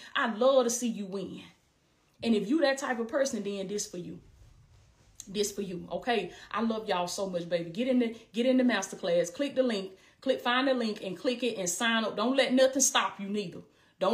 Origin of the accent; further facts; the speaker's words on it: Blakely, Georgia, United States; I came from Blakely, Georgia, a small town in Southwest Georgia, baby. I came from Blakely, Georgia, little bitty town that don't nobody know nothing about, little bitty down south country girl.